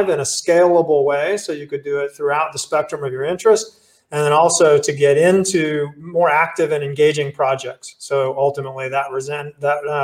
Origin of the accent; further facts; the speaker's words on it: South Florida, United States; moved away as an adult; also born or lived in Dubai, UAE; now in North Florida, United States; I'm originally from South Florida. I moved up to North Florida and been there ever since like 87